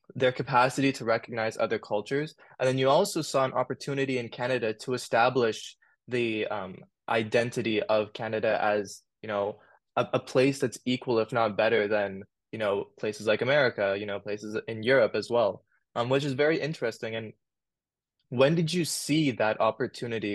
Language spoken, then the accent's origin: English; Sydney, New South Wales, Australia; And I was born in Australia. I was born in Sydney